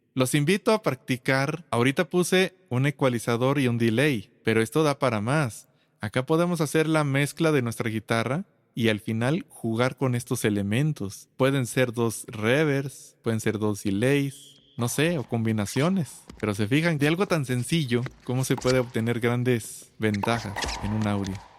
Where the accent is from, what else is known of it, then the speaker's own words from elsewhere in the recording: Aguascalientes, Mexico; soy de Aguascalientes, México